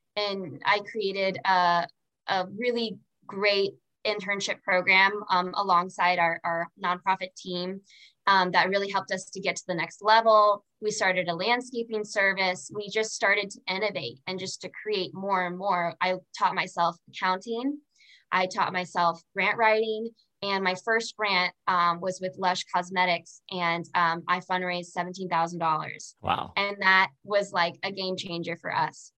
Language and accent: English; Orlando, Florida, United States; also born or lived in Fort Lauderdale, Florida; I grew up in Orlando, Florida. Um, I had moved there from from Fort Lauderdale